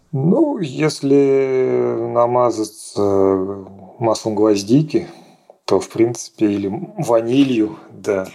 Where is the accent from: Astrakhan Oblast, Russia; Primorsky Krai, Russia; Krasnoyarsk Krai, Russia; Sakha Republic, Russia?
Astrakhan Oblast, Russia; Oranzhereinoye; also born or lived in Moscow; мое родное село Оранжерейное